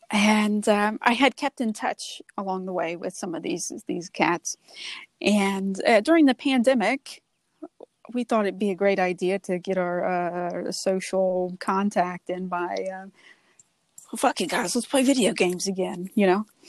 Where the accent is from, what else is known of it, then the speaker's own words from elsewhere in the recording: the South, United States; born there; accent: Southern; give me your Southern accent, which by all means, I was born in the South. I can whip out some Southern words